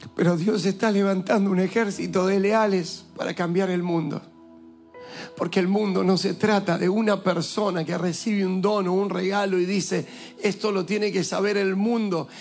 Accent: Argentina; also born or lived in Villa Lugano, Buenos Aires; yo soy argentino y soy más argentino que ellos.

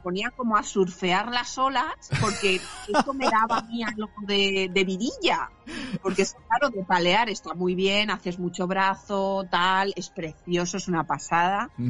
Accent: San Vicente del Raspeig, Valencian Community, Spain; moved away as an adult; now in Carcaixent, Spain; soy de San Vicente del Raspech, soy alicantina, pero vivo actualmente, pues vivo hace unos siete años aproximadamente

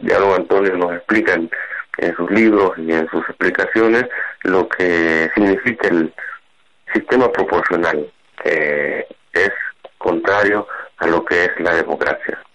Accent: El Salvador; now in Texas, United States; yo soy de origen salvadoreño como dijo Adrián este y vivo en Texas

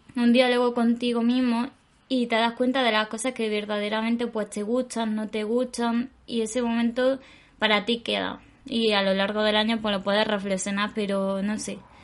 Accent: Granada, Andalusia, Spain; moved away; la mayoría somos de Granada. O sea, todos somos de Granada.

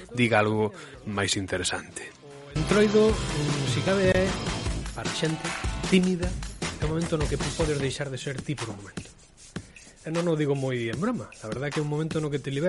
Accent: Ourense, Galicia, Spain; eu, eu son ourensán non son eh, de Laza, non son de Xinto, non son de Berín

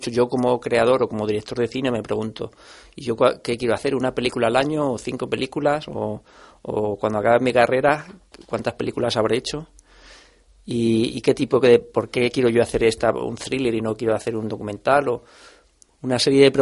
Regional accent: Salamanca, Castile and León, Spain; yo soy de Salamanca y, y de pequeño siempre, pasaba el Sud Express por allí, que es un tren que va desde Lisboa hasta París

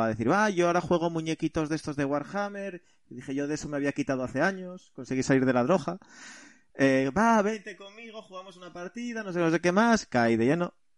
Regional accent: central Asturias, Spain; vengo de un pequeño pueblo del centro de Asturias, donde me crié

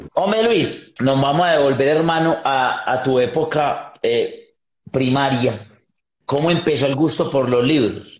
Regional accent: Yarumal, Antioquia, Colombia; Somos de Yarumal, Yarumal, Antioquia, un pueblo, un pueblo muy lindo, frío

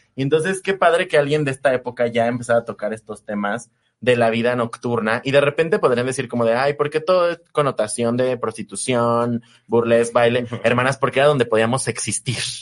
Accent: Mexico

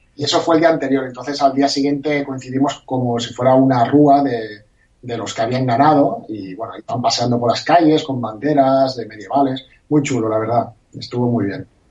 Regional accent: Barcelona, Catalonia, Spain; la gente como yo que somos de Barcelona

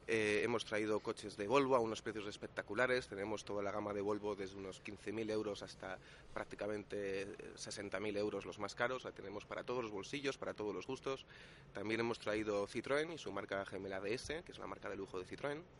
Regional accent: Oviedo, Asturias, Spain; sí, yo concretamente soy de Oviedo

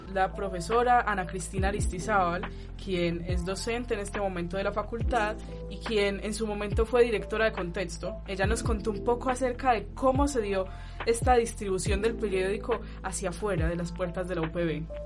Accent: Pereira, Risaralda, Colombia; moved away; Yo no soy de aquí, yo soy de Pereira

